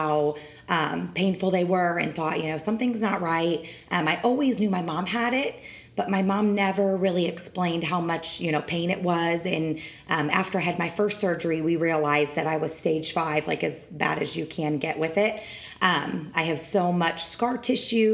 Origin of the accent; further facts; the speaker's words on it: Cambridge, Illinois, United States; moved away as an adult; also born or lived in Kissimmee, Florida; now in St. Cloud, United States; I grew up in Cambridge, Illinois. I was actually born in Kissimmee, but I did not grow up